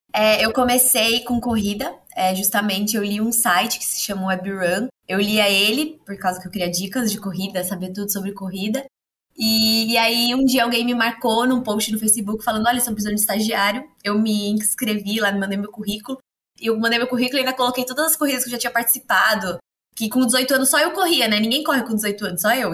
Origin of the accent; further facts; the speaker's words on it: Santos, São Paulo, Brazil; sou santista, moro aqui no litoral paulista